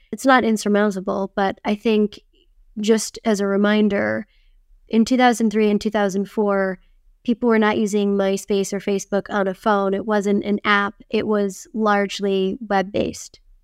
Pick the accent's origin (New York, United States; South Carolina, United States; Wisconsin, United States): Wisconsin, United States; I grew up in Wisconsin where it was very, very icy and cold in the winter.